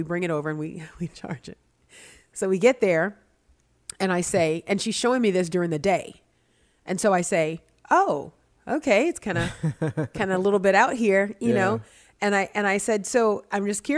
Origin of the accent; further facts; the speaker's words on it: New Orleans, Louisiana, United States; growing up in New Orleans